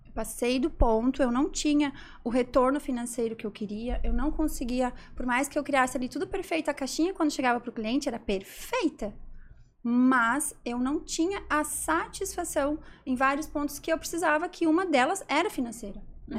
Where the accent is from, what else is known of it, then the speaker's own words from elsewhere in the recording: interior of Santa Catarina, Brazil; sou do interior de Santa Catarina